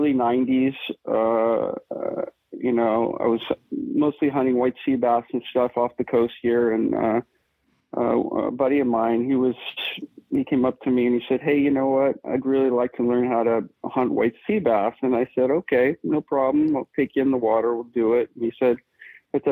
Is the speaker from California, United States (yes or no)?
yes; Malibu, California, United States; Growing up in Malibu and Southern California, surfing